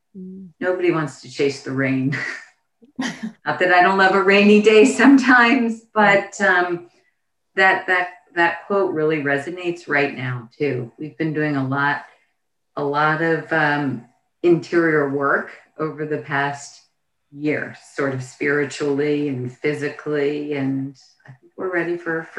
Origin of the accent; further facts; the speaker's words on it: Florida, United States; I grew up in Florida.